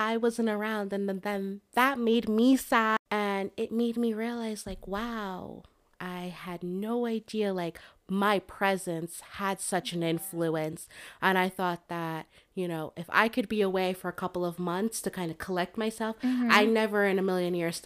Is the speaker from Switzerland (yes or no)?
no; Jamaica; I'm Jamaican